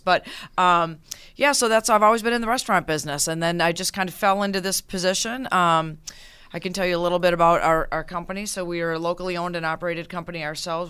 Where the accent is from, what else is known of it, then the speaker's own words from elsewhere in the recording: Minneapolis, Minnesota, United States; now in Western New York, United States; I am actually originally from Minneapolis